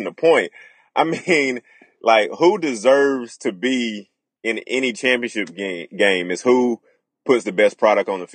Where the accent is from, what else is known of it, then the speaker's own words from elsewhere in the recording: Knoxville, Tennessee, United States; I'm from Tennessee